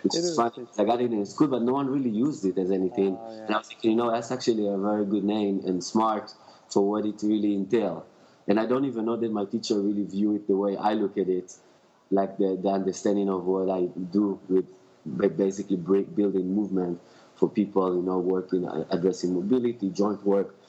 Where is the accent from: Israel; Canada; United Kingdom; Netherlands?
Israel; Tel Aviv, Tel Aviv District; now in Los Angeles, United States; I'm coming from Israel, grew up in Tel Aviv